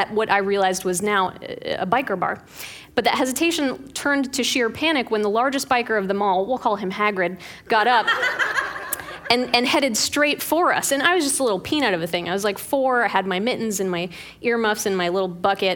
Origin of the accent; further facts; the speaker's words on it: Pittsburgh, Pennsylvania, United States; When I was growing up in Pittsburgh